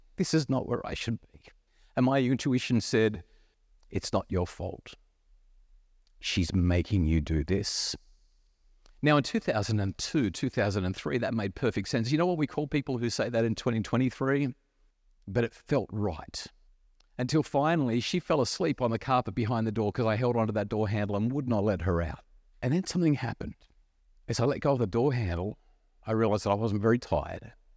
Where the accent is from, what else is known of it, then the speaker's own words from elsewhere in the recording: New South Wales Central Coast, Australia; I'm a young kid growing up on the New South Sa-, Wales Central Coast